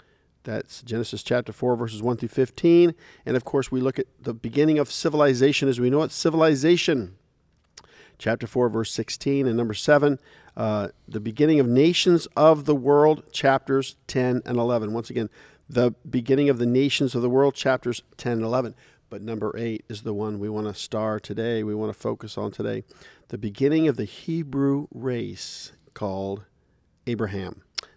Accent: Dayton, Ohio, United States; born there; I was born in Dayton, Ohio.

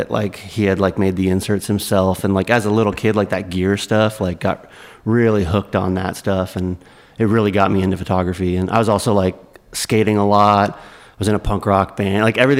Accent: Grimsby, Ontario, Canada; I grew up like an hour outside of Toronto, a small town called Grimsby.

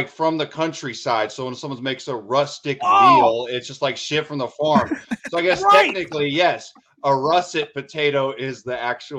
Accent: Idaho, United States; I'm from Idaho.

